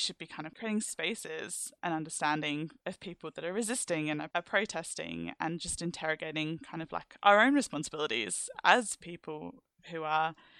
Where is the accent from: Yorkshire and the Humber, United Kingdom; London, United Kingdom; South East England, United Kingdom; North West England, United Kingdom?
London, United Kingdom; I'm from the UK and because I'm from London